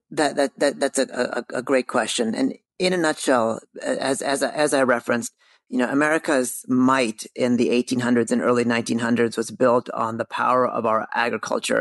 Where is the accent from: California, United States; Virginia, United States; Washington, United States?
California, United States; moved away as an adult; also born or lived in New York City; when I grew up in California, I very much grew up in the industry